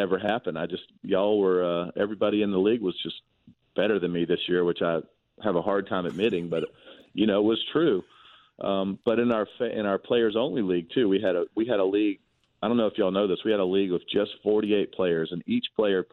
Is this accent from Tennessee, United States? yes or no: no; Georgia, United States; It's in my home state